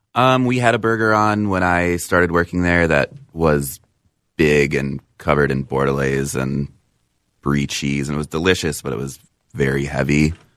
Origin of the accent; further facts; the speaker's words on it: Apple Valley, Minnesota, United States; I was born in Apple Valley.